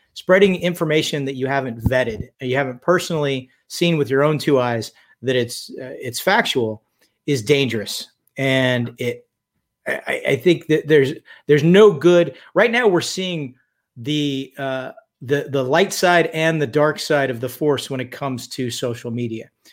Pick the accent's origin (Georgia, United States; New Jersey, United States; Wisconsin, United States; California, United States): California, United States; Redondo Beach; also born or lived in Tehachapi, California; I was born in Redondo Beach, California, in uh, the 1960s, shall we say? I'm 54 years old. Um, lived there until I was about 11 years old. Spent my formative years in a place called Tehachapi, California. Went to high school there.